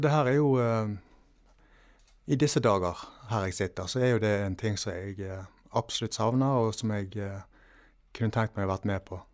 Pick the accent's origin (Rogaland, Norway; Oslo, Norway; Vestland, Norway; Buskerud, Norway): Vestland, Norway; Valestrand; hjemme på Valestrand.